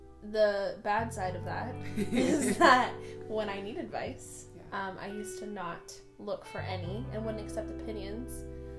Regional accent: Bay Area, California, United States; we are cousins from the Bay Area.

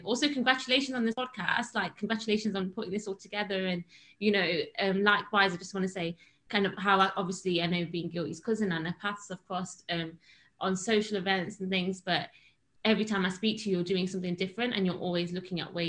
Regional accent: Derby, East Midlands, United Kingdom; moved away as an adult; now in London, United Kingdom; I'm originally from Derby, which is in the Midlands

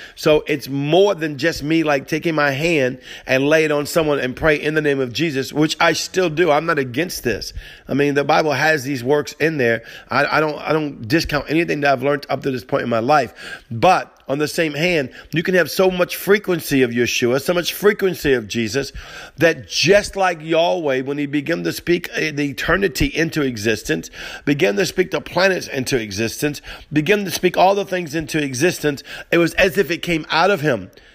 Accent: Cajun, Louisiana, United States; accent: Cajun; My Cajun broken accent

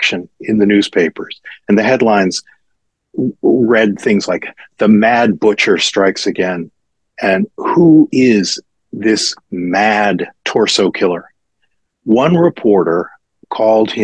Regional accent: Cleveland, Ohio, United States; I grew up in Cleveland

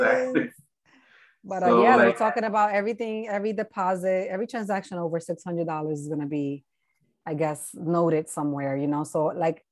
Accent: New York City, New York, United States; moved away as an adult; also born or lived in Washington Heights, New York; now in New Jersey, United States; I'm originally from the Bronx

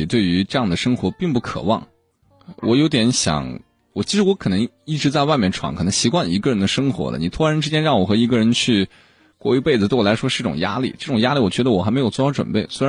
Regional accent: Tianshui, Gansu, China; 我是天水。

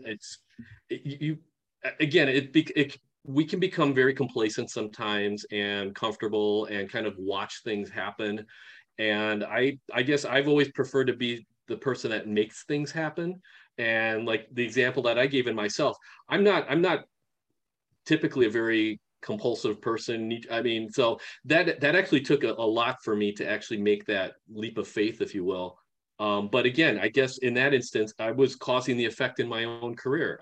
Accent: Milwaukee, Wisconsin, United States; also born or lived in Japan; now in Madison, United States; I was actually born in Japan and at three months old came over to the states and then for about the next 40 years or so uh, my life uh, growing up and living was um, right outside of milwaukee wisconsin

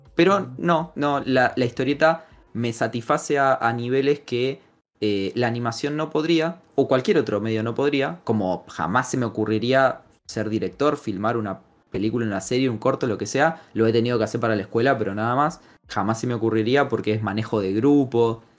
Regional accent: Argentina; yo soy un argentino extraño, hincha de huracán

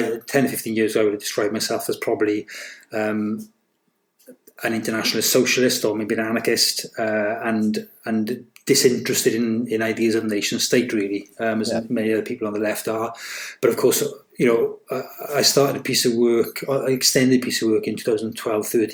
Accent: Rhondda Fach, Wales, United Kingdom; moved away as an adult; also born or lived in Aberystwyth / Cardiff; So I'm from the Rhondda. Originally, the proper one, the Rhondda Fach, not the Rhondda Fawr. I grew up there through the 70s and 80s

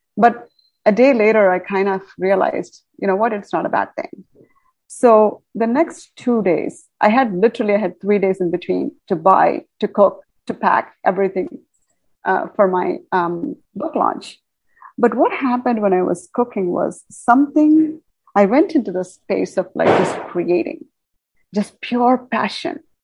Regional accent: India; moved away; I come from India, where we do a lot of cosmic work through Vedic astrology and all that, I think uh, in India, we're very much connected

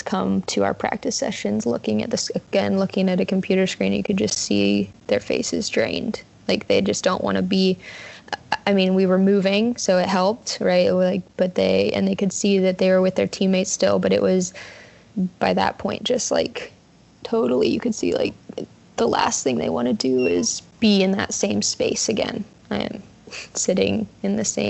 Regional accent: Kansas, United States; I am from Kansas, just outside of Kansas City. in little suburban area there.

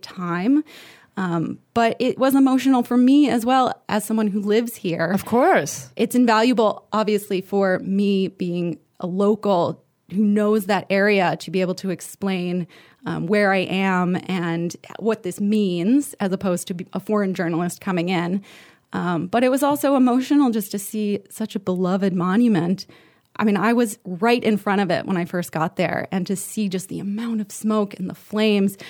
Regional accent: United States; moved away as an adult; now in Paris, France

